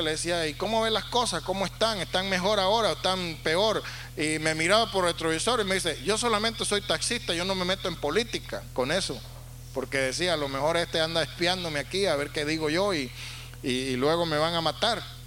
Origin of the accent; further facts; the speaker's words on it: Valera, Trujillo, Venezuela; also born or lived in Sacramento, California / California; now in United States; En el hospital en la ciudad de Valera donde yo nací